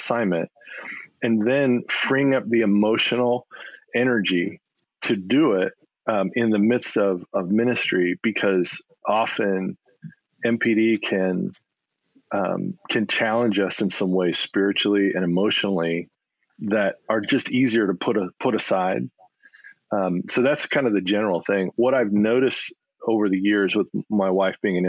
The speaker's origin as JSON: {"language": "English", "town": "Rowland Heights", "region": "California", "country": "United States", "tie": "born or raised there", "also_born_or_lived": "Colorado / Las Cruces, New Mexico", "moved": "as an adult", "said": "I grew up in the San Gabriel Valley in a little town called Roland Heights."}